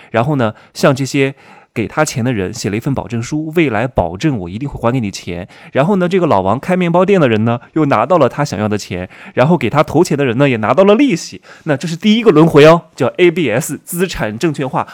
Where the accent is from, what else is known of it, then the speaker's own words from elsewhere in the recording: Wuhu, Anhui, China; moved away; 我们老家芜湖三四线城市